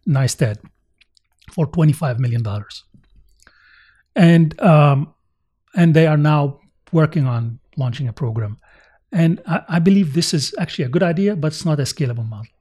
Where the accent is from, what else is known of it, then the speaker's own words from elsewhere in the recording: United States; as American